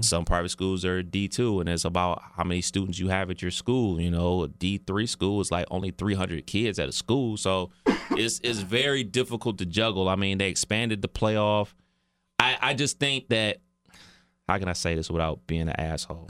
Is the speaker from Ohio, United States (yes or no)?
yes; Cleveland, Ohio, United States; growing up in Cleveland